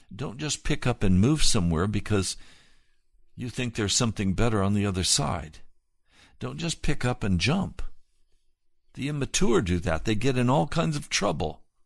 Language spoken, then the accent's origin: English; the West, United States; I come from the West. My father worked on a ranch.